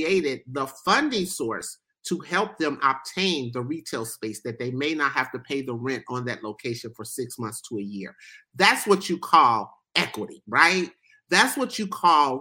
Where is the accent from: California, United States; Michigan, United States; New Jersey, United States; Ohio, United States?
Ohio, United States; Here where I live and born and raised in Ohio